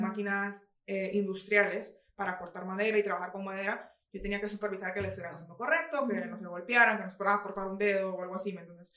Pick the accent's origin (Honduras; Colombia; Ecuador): Honduras; moved away as an adult; now in United States; yo crecí en Honduras